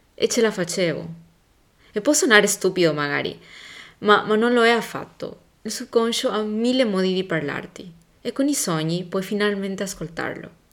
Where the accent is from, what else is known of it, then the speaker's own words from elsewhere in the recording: Paraguay; moved away; da dove vengo io? Il Paraguay